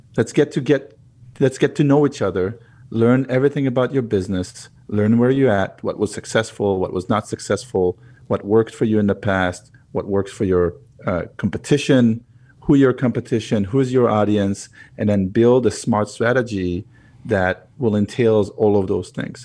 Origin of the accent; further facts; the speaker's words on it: Israel; moved away as an adult; now in United States; I was, uh, born and raised in Israel, moved to the U S eleven years ago